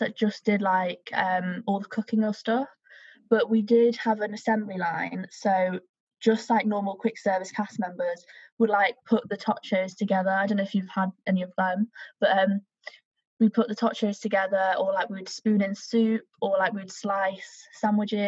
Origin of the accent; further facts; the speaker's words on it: United Kingdom; as a British person